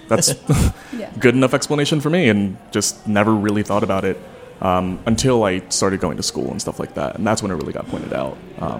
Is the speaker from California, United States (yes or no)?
no; Medford, New Jersey, United States; also born or lived in Seoul, Korea; I was raised in South Jersey. Really, really rural area. It's called Medford.